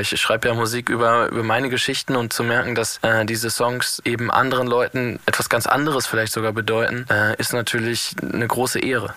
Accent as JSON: {"language": "German", "region": "Northern Germany", "country": "Germany", "said": "als Norddeutscher"}